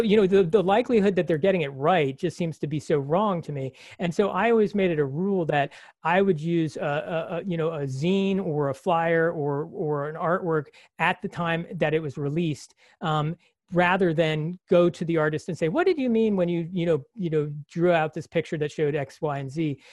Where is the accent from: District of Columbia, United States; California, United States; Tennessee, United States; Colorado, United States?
District of Columbia, United States; Washington; moved away as an adult; also born or lived in Ithaca, New York; growing up in Washington, D C's metropolitan area, which is really just a euphemism for suburban sprawl